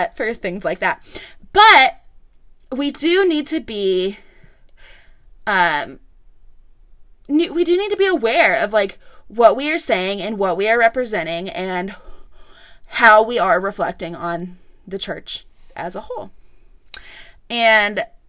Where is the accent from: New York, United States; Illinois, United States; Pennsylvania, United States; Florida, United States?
Illinois, United States; now in Franklin, United States; Growing up in Illinois, if you didn't go to church, you just didn't go to church